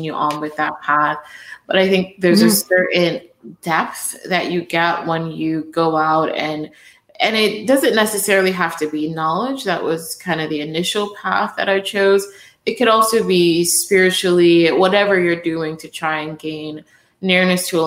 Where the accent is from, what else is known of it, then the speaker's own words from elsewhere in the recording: New York City, New York, United States; moved away as an adult; also born or lived in New Jersey; now in Memphis, United States; I grew up in Brooklyn, New York